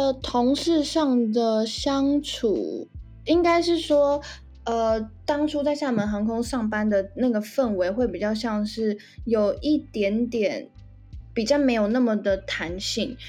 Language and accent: Chinese; Taiwan; also born or lived in Xiamen, China; 小时候是在台湾长大